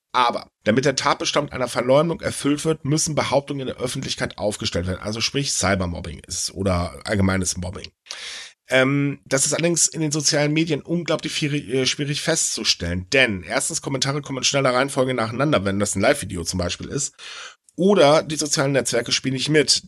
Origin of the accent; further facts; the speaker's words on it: Elbe-Jeetzel area, Lower Saxony, Germany; die Elbe Jezel Zeitung aus meiner Heimat